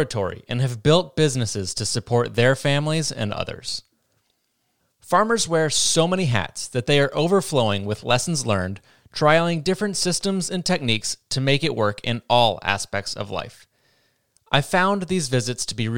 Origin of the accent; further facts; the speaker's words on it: Vermont, United States; I'm from Vermont, and the Northeast is made up of mostly small farms